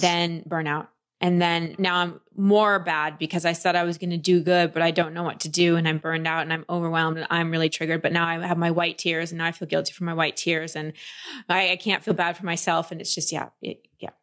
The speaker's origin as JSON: {"language": "English", "region": "Texas", "country": "United States", "tie": "born or raised there", "said": "I grew up in Texas"}